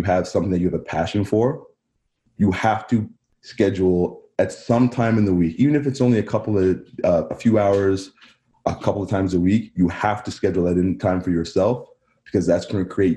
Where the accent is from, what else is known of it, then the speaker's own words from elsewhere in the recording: Barrie, Ontario, Canada; also born or lived in Lindsay, Ontario / United States; I spent most of my life in Barrie. I grew up in Barrie